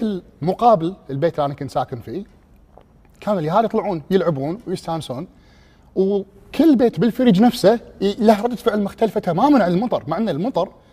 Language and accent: Arabic; Kuwait; also born or lived in England; انا من الكويت